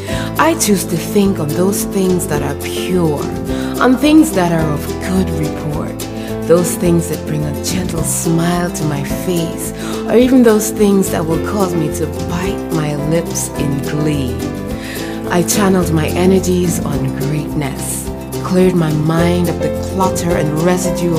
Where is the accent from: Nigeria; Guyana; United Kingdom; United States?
Guyana; coming out of my home country, Guyana